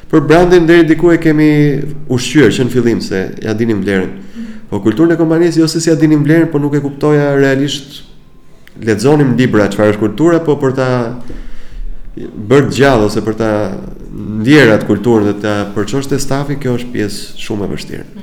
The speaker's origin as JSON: {"language": "Albanian", "country": "Albania", "said": "Mbase dhe ne si shqiptar"}